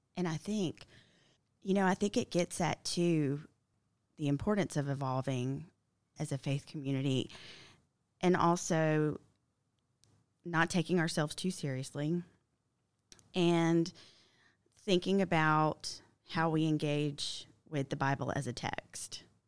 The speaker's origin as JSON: {"language": "English", "town": "Milledgeville", "region": "Georgia", "country": "United States", "tie": "born or raised there", "said": "I grew up in Milledgeville, Georgia, where Baptist is different."}